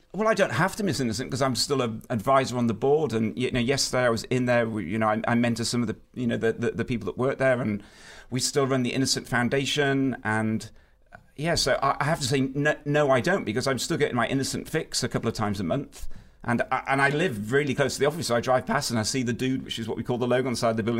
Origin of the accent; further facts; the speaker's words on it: United Kingdom; as a British person